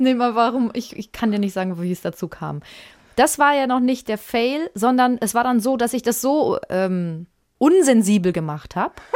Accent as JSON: {"language": "German", "area": "Franconia", "region": "Bavaria", "country": "Germany", "said": "bei uns in Franken"}